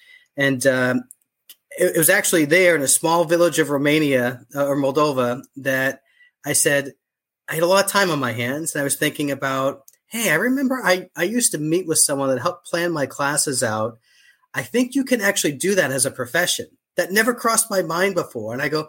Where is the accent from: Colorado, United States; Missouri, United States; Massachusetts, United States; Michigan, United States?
Massachusetts, United States; Boston; So I was born and raised in Boston, rarely left the city. I used to have an accent. My family still does, but I lost my accent because I've been gone for so long.